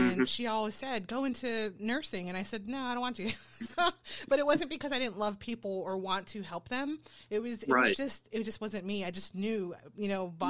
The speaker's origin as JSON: {"language": "English", "town": "San Antonio", "region": "Texas", "country": "United States", "said": "I come from San Antonio"}